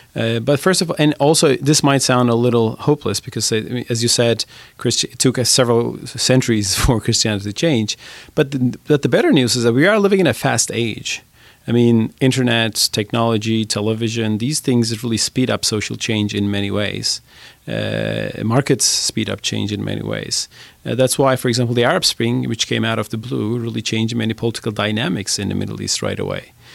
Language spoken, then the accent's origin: English; Turkey; I admire the United States as a Turk. I'm not American